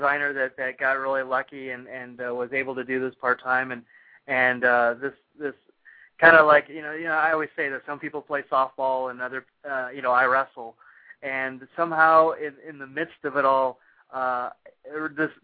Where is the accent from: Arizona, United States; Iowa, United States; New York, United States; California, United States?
Arizona, United States; Phoenix; I grew up in Arizona, so in Phoenix